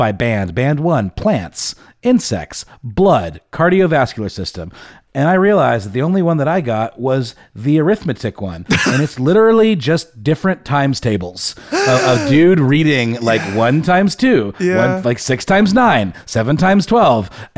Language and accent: English; Augusta, Georgia, United States; now in Atlanta, United States; in Augusta, Georgia, which is my hometown